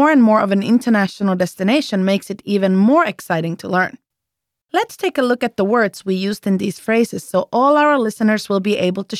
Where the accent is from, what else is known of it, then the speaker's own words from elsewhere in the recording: United Kingdom; I'm British.